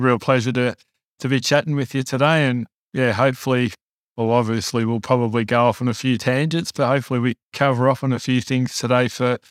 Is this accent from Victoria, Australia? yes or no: yes; Melbourne, Victoria, Australia; also born or lived in Cockatoo; I grew up in Melbourne